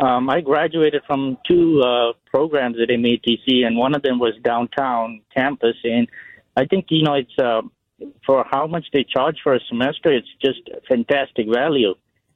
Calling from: Brookfield, Wisconsin, United States; Yeah, I'm calling from Brookfield.

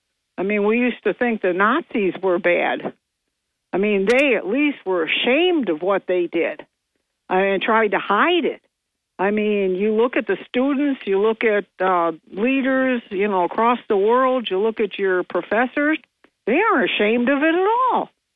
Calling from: New York, United States; … from Bingo.

